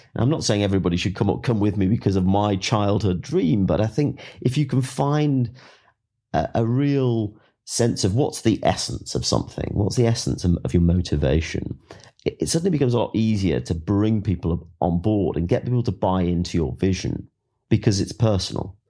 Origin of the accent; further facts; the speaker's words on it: England, United Kingdom; I'm from England